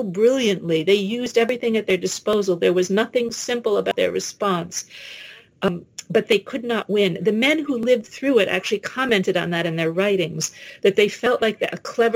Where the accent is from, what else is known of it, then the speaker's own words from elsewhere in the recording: New York City, New York, United States; I grew up in New York City